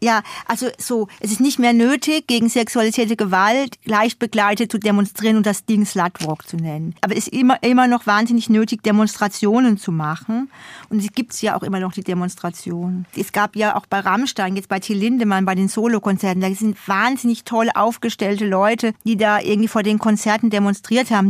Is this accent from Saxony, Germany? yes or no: no; Odenwald, Hesse, Germany; also born or lived in Hamburg; now in Berlin, Germany; ich durfte da sozusagen zurück in meine Heimat fahren, um meinen Zungenschlag zu verbessern